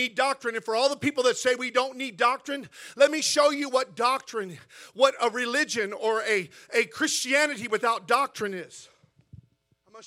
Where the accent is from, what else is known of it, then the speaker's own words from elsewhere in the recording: Missouri, United States; now in La Habra, United States; I'm not from Texas, I'm from Missouri